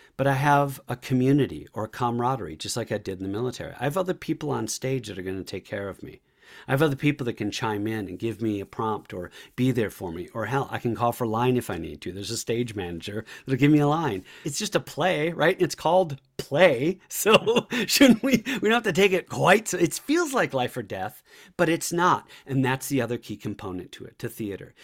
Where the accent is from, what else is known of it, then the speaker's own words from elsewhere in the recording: La Crosse, Wisconsin, United States; moved away as an adult; I grew up in Irish Catholic in La Crosse, Wisconsin, on the north side